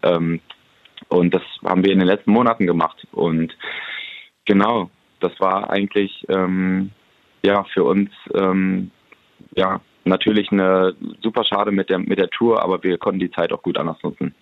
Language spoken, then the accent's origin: German; Hamm, North Rhine-Westphalia, Germany; now in Berlin, Germany; wir haben ganz viele Freunde hier, unsere Familien sind hier und ist für uns nach wie vor einfach die, die Heimat und man fühlt sich hier so richtig zu Hause